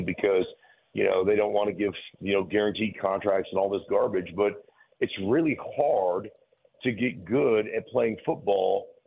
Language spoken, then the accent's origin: English; Anchorage, Alaska, United States; moved away; also born or lived in Idaho; I grew up in Anchorage, Alaska